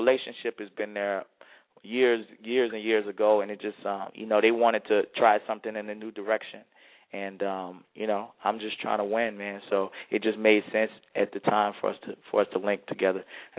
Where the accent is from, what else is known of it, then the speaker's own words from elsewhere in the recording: New Orleans, Louisiana, United States; I'm born and raised in New Orleans